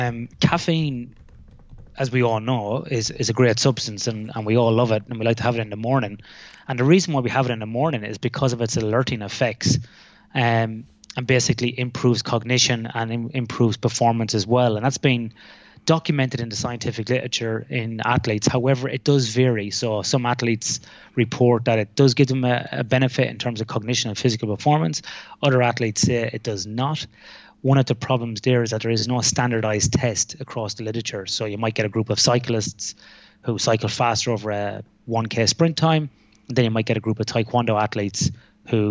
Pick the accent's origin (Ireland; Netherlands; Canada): Ireland; accent: Irish; moved away as an adult; now in Western Australia, Australia; I am Irish